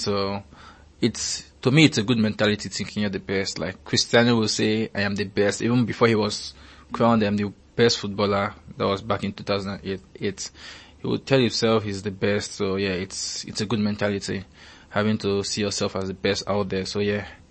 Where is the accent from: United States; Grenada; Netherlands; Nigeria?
Nigeria; As a Nigerian